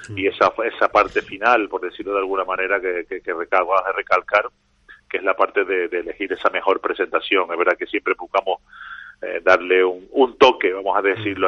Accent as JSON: {"language": "Spanish", "region": "Canary Islands", "country": "Spain", "said": "nosotros también como canarios"}